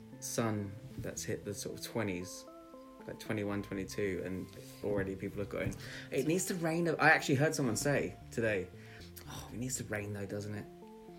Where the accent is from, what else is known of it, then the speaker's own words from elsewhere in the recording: England, United Kingdom; We're English